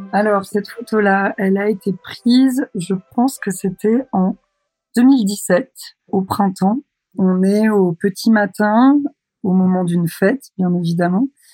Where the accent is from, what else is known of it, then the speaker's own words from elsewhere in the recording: Douarnenez, Brittany, France; now in Brest, France; J'ai grandi à Douarnenez, dans le Finistère, en Bretagne, en France, et j'habite à Brest.